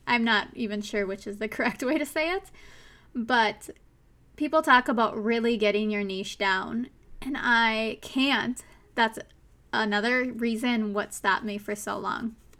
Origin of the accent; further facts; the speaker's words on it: Minnesota, United States; accent: Minnesotan; my accent, my Minnesotan accent